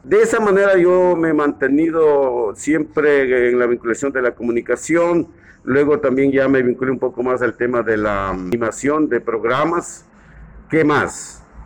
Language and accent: Spanish; Ambato, Tungurahua, Ecuador; now in Lago Agrio, Ecuador; yo soy de Ambato.